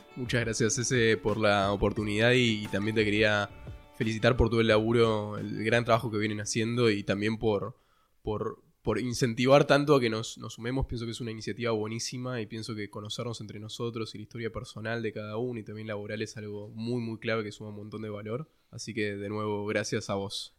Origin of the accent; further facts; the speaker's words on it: Ushuaia, Tierra del Fuego, Argentina; moved away as an adult; now in Buenos Aires, Argentina; yo nací en Ushuaia eh, hace un tiempo y crecí, toda mi infancia y mi adolescencia fue en Ushuaia y recién me vine a Buenos Aires para estudiar